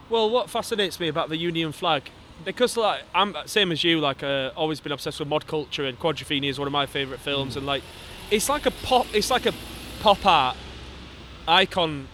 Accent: Wakefield, Yorkshire and the Humber, United Kingdom; I'm from Wakefield, 66% leave, uh, from a coal mine coal mining community

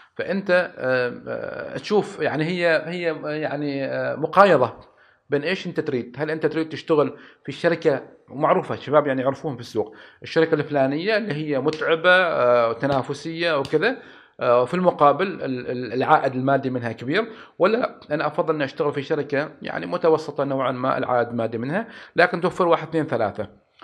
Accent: Oman; عندنا في عمان

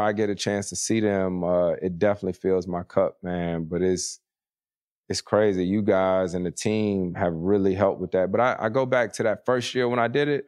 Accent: Winston-Salem, North Carolina, United States; moved away; a baseball team, triple A team in my hometown, the Winston-Salem Dash

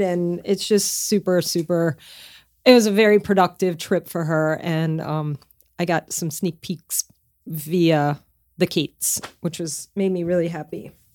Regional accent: Lafayette, Louisiana, United States; moved away as an adult; also born or lived in Connecticut / Northeast US; now in California, United States; I moved away from my hometown where I grew up in Lafayette, Louisiana when I was twenty-five

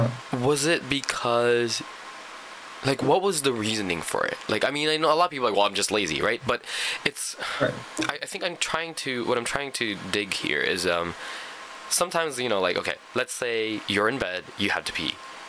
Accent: Canada; this is why I'm really glad I'm from Canada

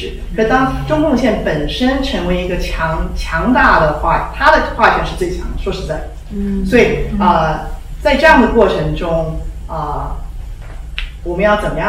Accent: Taiwan; 完全不能说什么华人，谁要是华人，我是台湾人，对不对？

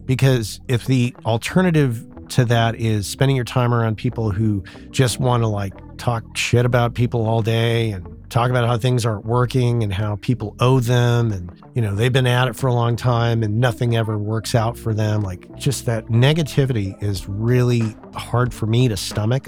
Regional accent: southern New Mexico, United States; moved away as an adult; when I first was in my hometown in southern New Mexico

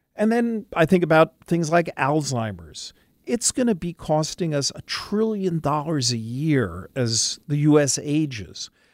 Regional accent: New York City, New York, United States; born or raised there

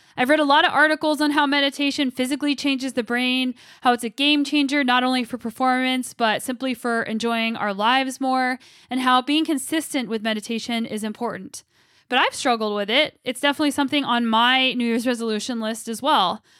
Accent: Albuquerque, New Mexico, United States; now in Kelowna, Canada; I'm from Albuquerque, New Mexico, and my parents and grandma still live there

